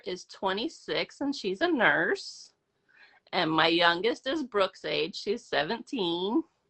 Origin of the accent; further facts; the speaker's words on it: Florida, United States; now in Houston, United States; I am from Florida, but I live in Houston.